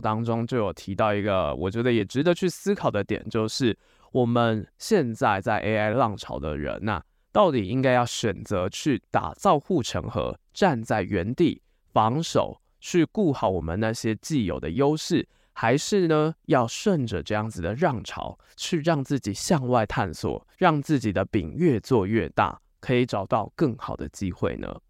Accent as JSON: {"language": "Chinese", "country": "Taiwan", "said": "身为台湾人，我们大部分只懂中文以及英文"}